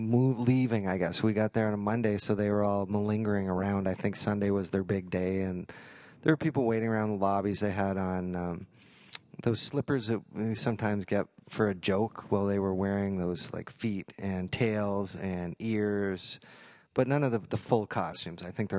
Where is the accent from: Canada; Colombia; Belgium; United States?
Canada; Fort Erie, Ontario; I remember growing up in Fort Erie